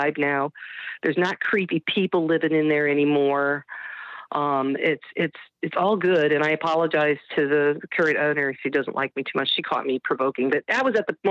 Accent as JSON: {"language": "English", "town": "Parma", "region": "Ohio", "country": "United States", "said": "I was like the original ghost hunter in Ohio. Here, I'm from Parma."}